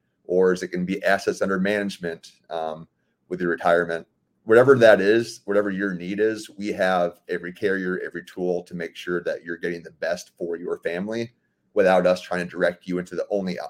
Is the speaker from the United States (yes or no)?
yes; Sarasota, Florida, United States; also born or lived in Fort Myers, Florida; I'm born and raised in Sarasota, Florida.